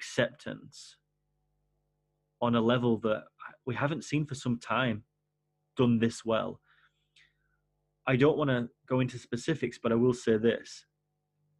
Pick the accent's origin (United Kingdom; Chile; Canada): United Kingdom; England; I'm English